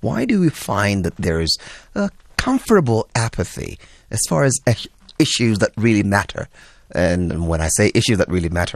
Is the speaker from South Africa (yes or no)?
yes; South Africa; as South African young people